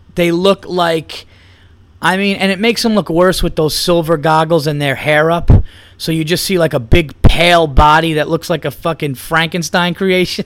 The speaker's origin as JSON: {"language": "English", "country": "United States", "said": "I'm American"}